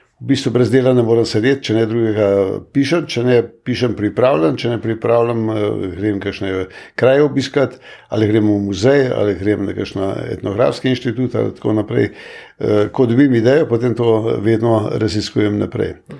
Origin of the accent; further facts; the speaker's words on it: Slovenia; smo se Slovenci